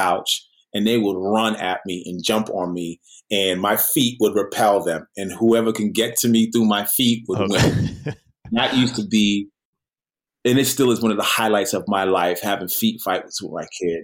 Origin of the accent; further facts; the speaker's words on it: New York City, New York, United States; also born or lived in Sherman Oaks; now in Los Angeles, United States; I'm a New Yorker